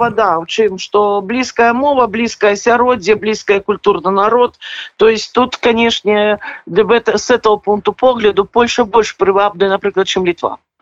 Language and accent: Belarusian; Belarus; now in Poland; все мы беларусы